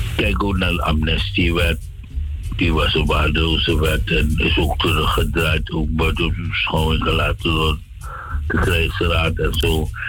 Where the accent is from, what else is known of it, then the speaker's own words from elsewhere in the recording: Suriname; moved away as an adult; also born or lived in Netherlands; Suriname eh, is mijn geboorteland.